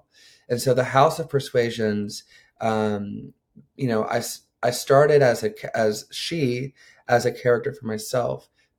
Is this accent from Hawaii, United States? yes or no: no; South Henry County, metro Atlanta, Georgia, United States; I grew up in unincorporated South Henry County, which is a metro Atlanta county, in an area known as Kellytown. And my family were the only Japanese people at my high school.